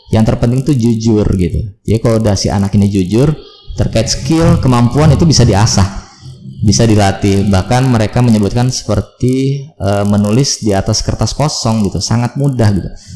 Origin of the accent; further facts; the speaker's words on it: Serang, Banten, Indonesia; moved away as an adult; also born or lived in Dumai, Riau / Bogor; kelas 5 SD sampai 6 SD itu pindah ke Serang. Jadi asli orang tua saya itu adalah di Serang, kemudian SMP, SMA saya di Serang